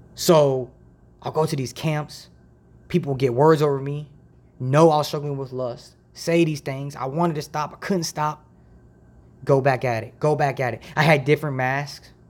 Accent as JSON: {"language": "English", "town": "Dayton", "region": "Ohio", "country": "United States", "tie": "born or raised there", "also_born_or_lived": "Toledo, Ohio", "said": "I was born and raised in Dayton, Ohio"}